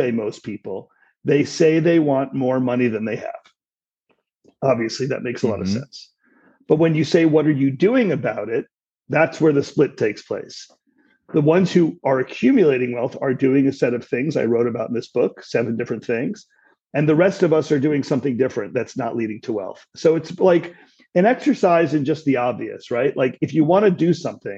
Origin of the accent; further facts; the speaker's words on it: New York City, New York, United States; I grew up in New York City